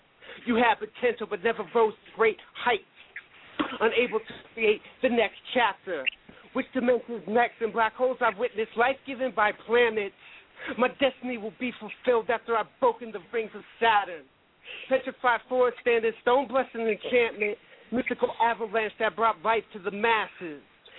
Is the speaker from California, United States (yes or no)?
yes; Santa Rosa, California, United States; I was Fairfax. I was actually in Marin at the time, man. I'm from Santa Rosa, all that stuff.